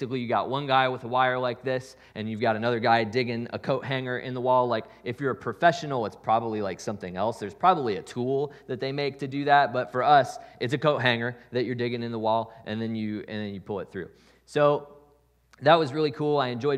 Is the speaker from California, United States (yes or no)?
no; Columbus, Ohio, United States; So this year, my parents just sold the house that I grew up in Columbus.